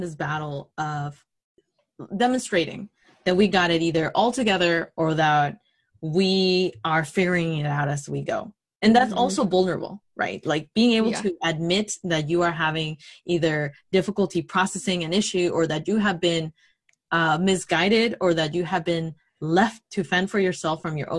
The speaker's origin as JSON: {"language": "English", "country": "Mexico", "tie": "born or raised there", "moved": "yes", "said": "I grew up in Mexico"}